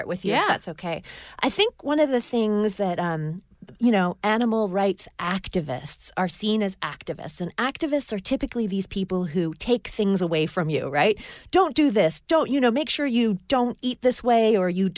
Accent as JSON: {"language": "English", "country": "Hong Kong", "tie": "born or raised there", "moved": "yes", "said": "when I was growing up in Hong Kong, we had 7-Eleven."}